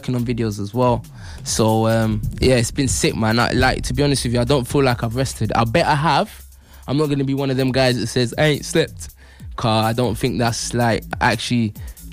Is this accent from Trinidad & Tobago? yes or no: no; Derby, East Midlands, United Kingdom; also born or lived in London; Obviously, I'm from London originally, but growing up in Derby means that obviously I've been up north a lot